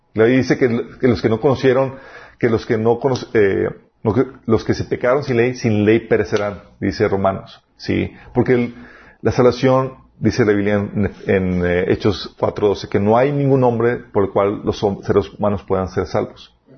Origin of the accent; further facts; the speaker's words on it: Mexico; somos los mexicanos